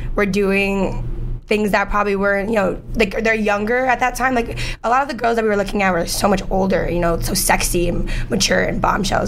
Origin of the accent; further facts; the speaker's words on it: New York City, New York, United States; also born or lived in Manhattan, New York / New Jersey; i was born in new york here where we are in manhattan i'm actually live a block away from the hospital i was born at now i moved to spanish harlem and i moved to queens for a bit and i lived there for like most of my childhood